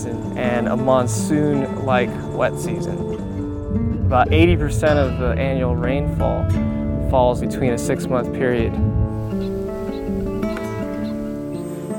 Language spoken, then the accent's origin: English; South Florida, United States; I grew up in the South Florida area